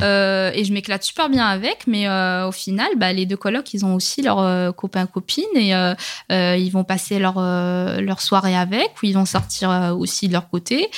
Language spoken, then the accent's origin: French; Rabat, Rabat-Salé-Kénitra, Morocco; now in France; je suis née, je, j'ai grandi au Maroc, j'ai quand même grandi, euh, dans la, dans la capitale